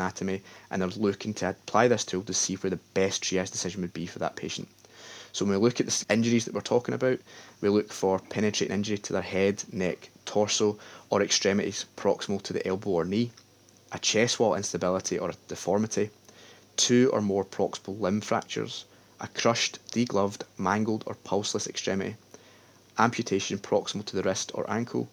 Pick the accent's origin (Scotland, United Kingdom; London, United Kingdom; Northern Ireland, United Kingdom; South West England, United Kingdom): Scotland, United Kingdom; the West of; I'm from the West